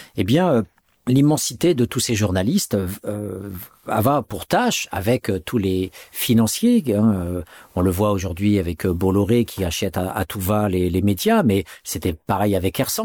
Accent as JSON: {"language": "French", "country": "France", "tie": "born or raised there", "said": "en tant que Français, entre guillemets, né de parents français en France"}